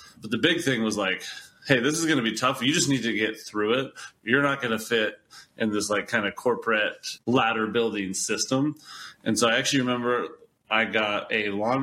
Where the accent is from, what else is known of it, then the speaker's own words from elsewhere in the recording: Georgia, United States; now in Boulder, United States; I grew up in Georgia.